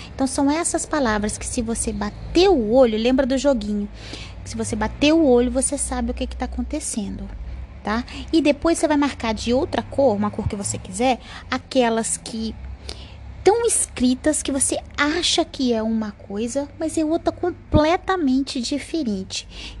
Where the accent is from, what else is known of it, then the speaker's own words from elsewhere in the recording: Brazil; a gente é do Brasil